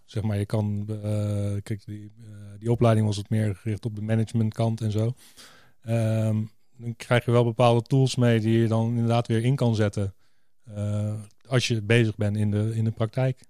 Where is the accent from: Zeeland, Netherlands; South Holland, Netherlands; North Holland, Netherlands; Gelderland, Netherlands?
South Holland, Netherlands; Rotterdam; Ik kom ook uit Rotterdam